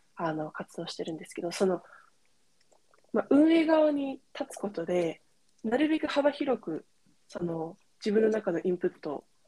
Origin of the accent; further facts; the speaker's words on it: California, United States; moved away; カリフォルニアで生まれ育ったんですけど